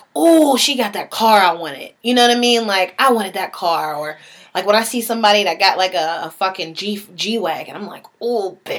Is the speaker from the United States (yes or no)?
yes; Pittsburgh, Pennsylvania, United States; also born or lived in Baltimore; I always say I'm from Pittsburgh by way of Baltimore because I spent equal parts of my life in both places.